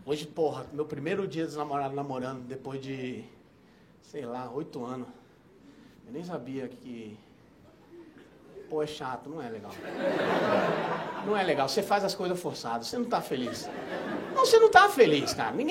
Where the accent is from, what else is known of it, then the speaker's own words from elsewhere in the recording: Barbacena, Minas Gerais, Brazil; Que ele era, quando eu era pequeno, lá em Barbacena, não tinha?